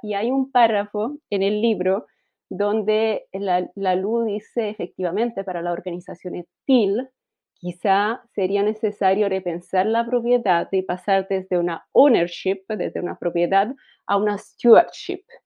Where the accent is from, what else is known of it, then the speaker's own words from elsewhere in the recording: Italy; Spanish is a second language; moved away as an adult; also born or lived in Germany; now in Chile; Yo soy italiana